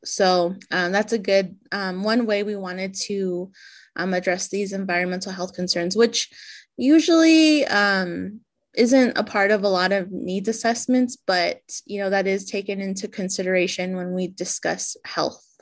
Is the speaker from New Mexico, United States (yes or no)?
yes; Shiprock, New Mexico, United States; I'm originally from Chibrock, New Mexico, where I live and work